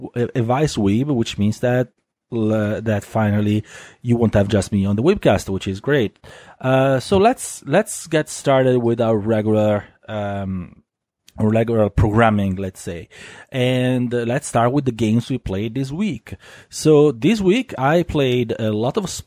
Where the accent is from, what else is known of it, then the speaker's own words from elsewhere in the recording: Italy; accent: Italian; English is a second language; you have to bear my Italian accent